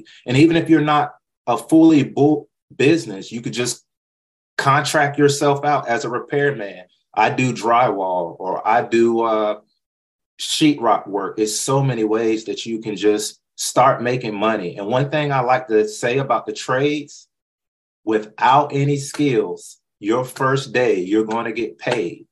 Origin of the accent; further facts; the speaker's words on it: North Carolina, United States; moved away; That's where I was born and raised